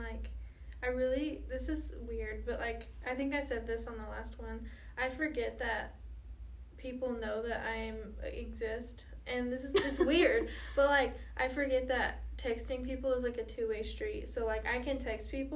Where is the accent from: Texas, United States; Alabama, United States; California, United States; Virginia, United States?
Texas, United States; moved away; I'm from Texas, and so that's the only way that I text my family, but, like, my family from Texas